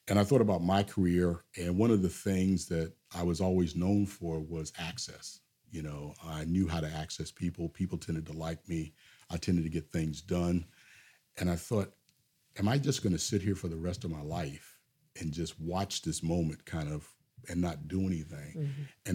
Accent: Lester, West Virginia, United States; when I tell people I'm from Lester, West Virginia, they always say, oh, that must be so nice to be from Virginia. No, I'm not from Virginia. I'm from West Virginia.

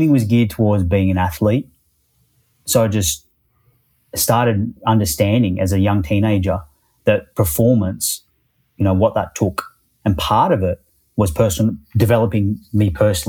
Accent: Perth, Western Australia, Australia; now in Melbourne, Australia; actually grew up in Perth on the west coast

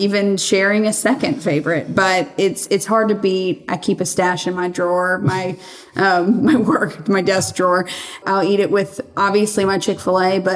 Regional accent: Birmingham, Alabama, United States; born and raised in Birmingham, Alabama.

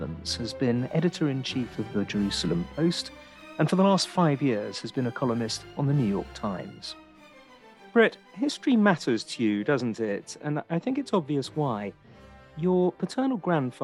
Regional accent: England, United Kingdom; an Englishman like me

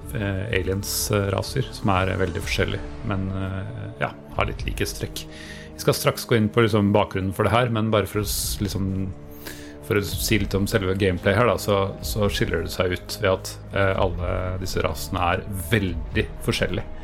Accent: Sørlandet, Norway; Jeg er eh, sørlending

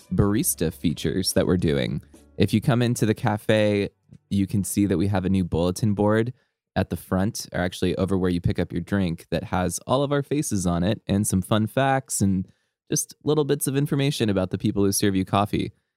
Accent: Southern California, United States; growing up in SoCal

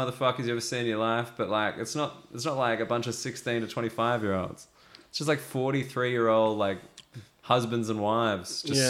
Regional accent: Australia; moved away

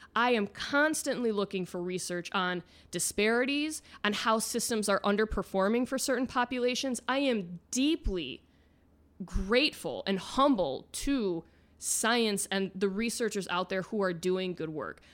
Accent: Midwest, United States; now in Florida, United States; Midwest, I'm from America's High Five.

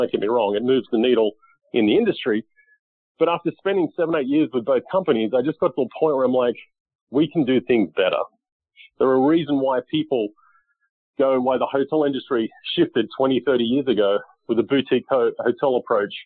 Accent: Australia; now in United States; I grew up in Australia playing golf and then moved to the U.S. In 2001

